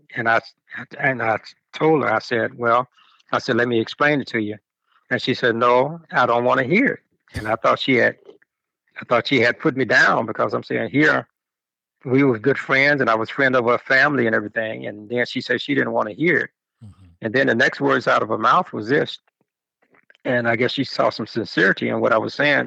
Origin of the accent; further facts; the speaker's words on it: Chicago, Illinois, United States; growing up in Chicago